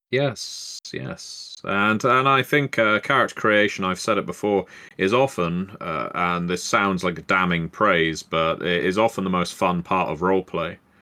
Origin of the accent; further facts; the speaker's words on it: England, United Kingdom; I've been so magnanimous as an Englishman